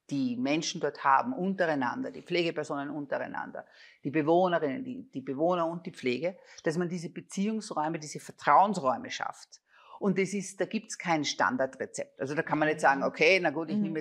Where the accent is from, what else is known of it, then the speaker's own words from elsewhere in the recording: Linz, Upper Austria, Austria; Also ich komme aus Linz, mein Vater war Föstler, das war klar, du wirst Sekretärin in der Föst und gehst dort auch in Pension.